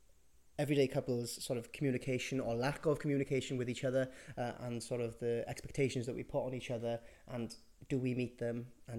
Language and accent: English; Burry Port, Wales, United Kingdom; I'm originally from Buryport, which is just outside Llanelli in southwest Wales. If you don't know where that is, it's 30 minutes west of Swansea.